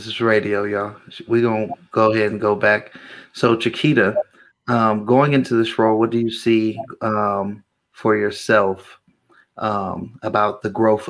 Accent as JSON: {"language": "English", "area": "Bay Area", "region": "California", "country": "United States", "moved": "yes", "lives_now": "Las Vegas, United States", "said": "I'm from the Bay Area"}